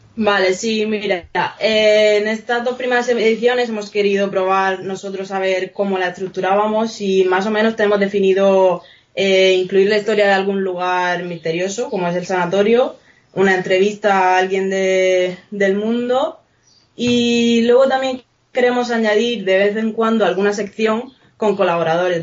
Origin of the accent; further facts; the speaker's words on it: Region of Murcia, Spain; Nosotros es que somos precisamente de Murcia, entonces lo tenemos bastante cerca.